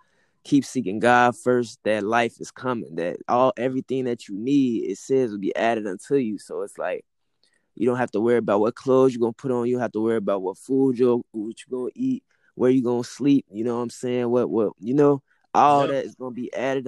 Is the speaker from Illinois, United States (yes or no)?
yes; Chicago, Illinois, United States; I'm from Chicago, Illinois, man. I'm from Chicago. Yeah, Chi-Town